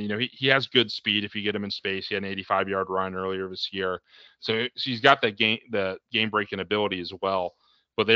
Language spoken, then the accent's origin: English; North Carolina, United States; I'm from North Carolina